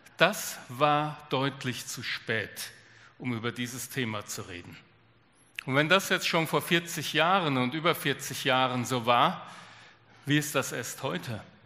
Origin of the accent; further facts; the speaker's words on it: Germany; bei uns in Deutschland